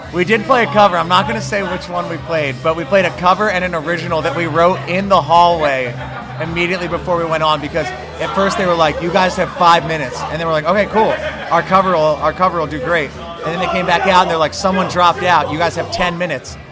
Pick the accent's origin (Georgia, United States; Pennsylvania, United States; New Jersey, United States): New Jersey, United States; moved away as an adult; now in Philadelphia, United States; I am not from Philly. I am from the great state of New Jersey